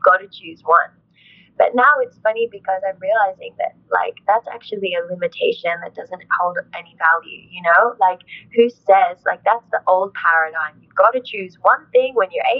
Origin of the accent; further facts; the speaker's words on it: Australia; also born or lived in Huánuco, Peru; we immigrated to Australia when I was two, my mom raised me with a lot of ancestral pride